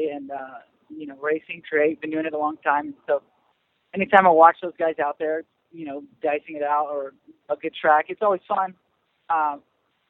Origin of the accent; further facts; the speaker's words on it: Houston, Texas, United States; moved away; I am. I was born in Houston